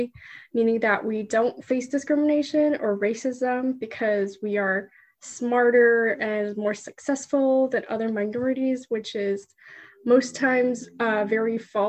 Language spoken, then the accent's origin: English; Canada; also born or lived in China; I was born in China, and I moved to Canada when I was 4